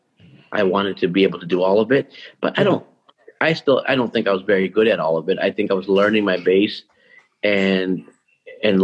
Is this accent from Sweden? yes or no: no; Toronto, Ontario, Canada; now in Vancouver, Canada; I grew up in North York, went to school in North York